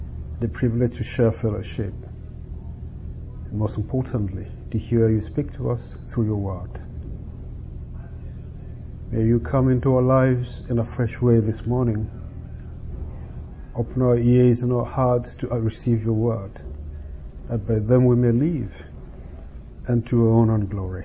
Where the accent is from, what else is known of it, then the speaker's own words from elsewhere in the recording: Nigeria; moved away; I come from Nigeria